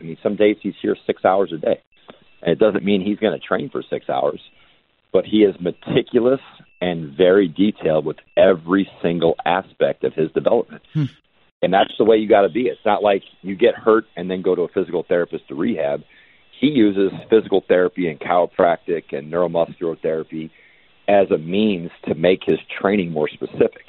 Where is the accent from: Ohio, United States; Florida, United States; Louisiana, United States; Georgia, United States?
Florida, United States; Miami; born or raised there